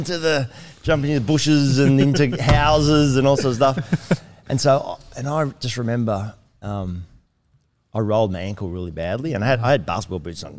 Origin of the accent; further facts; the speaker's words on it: Melbourne, Victoria, Australia; moved away; my grandparents went to church, my parents went to church, and I grew up in the church then in Melbourne, Doncaster